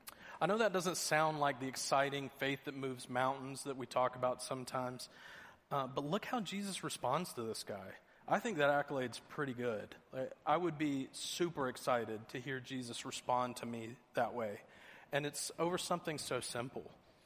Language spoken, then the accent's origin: English; Georgia, United States; I'm originally from Georgia. I know I don't have much of the accent anymore.